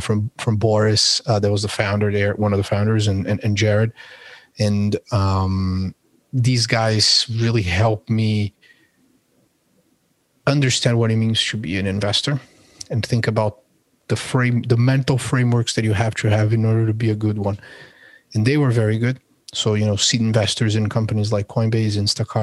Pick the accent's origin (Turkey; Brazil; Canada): Brazil; São Paulo; moved away as an adult; also born or lived in Colorado; now in United States; I'm originally from Sao Paulo, Brazil